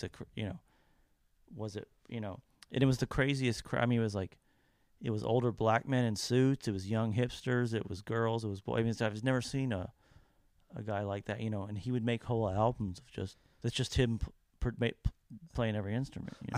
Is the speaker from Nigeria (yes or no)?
no; Kentucky, United States; now in Nashville, United States; my hometown yeah. in Kentucky